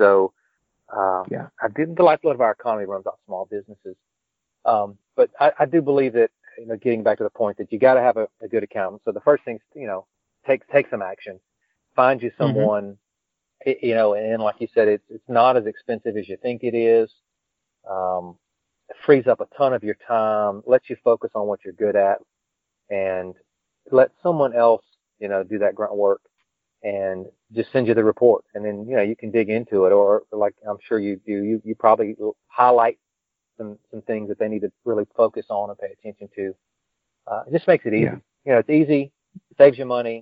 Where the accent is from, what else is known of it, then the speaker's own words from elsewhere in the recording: the South, United States; accent: Southern; I'm in the South here, obviously, if you can tell by my accent.